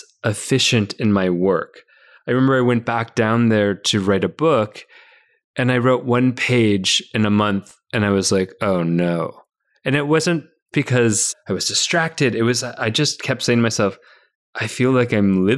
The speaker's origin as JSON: {"language": "English", "region": "Minnesota", "country": "United States", "moved": "yes", "said": "We're both from Minnesota"}